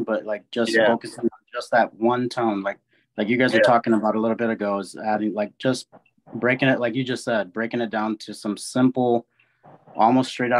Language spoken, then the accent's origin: English; Bloomington, Illinois, United States; Bloomington, Illinois.